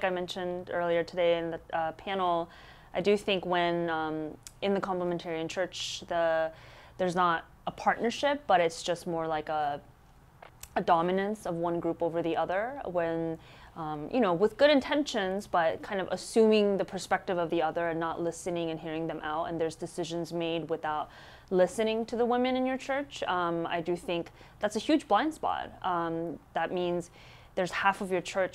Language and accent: English; United States; our Korean American immigrant churches